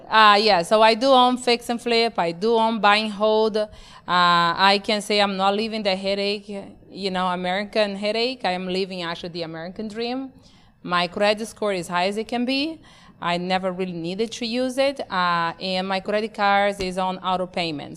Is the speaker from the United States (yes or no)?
no; Brazil; moved away; born and raised in Brazil, not just Brazil, because they're like, wow, Brazil, yes. My Brazil was in the Amazon